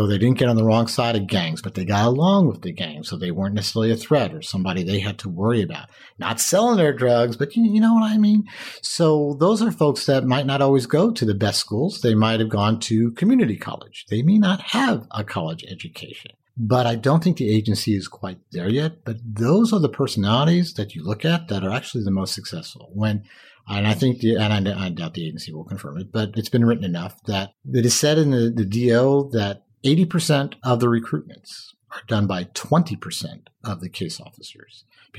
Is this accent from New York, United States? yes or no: yes; Westchester, New York, United States; I grew up in Westchester.